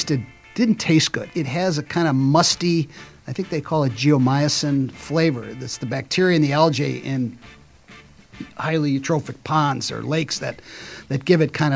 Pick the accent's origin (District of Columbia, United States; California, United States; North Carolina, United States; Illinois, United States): Illinois, United States; Chicago suburbs; I'm from Chicago suburbs, and I went to Africa as a Peace Corps right after college. I went over to the Peace Corps in Ghana in 78